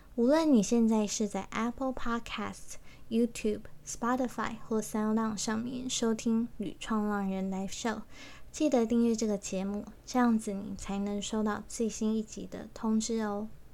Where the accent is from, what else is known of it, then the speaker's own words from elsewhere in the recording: Taiwan; 我是成长在台湾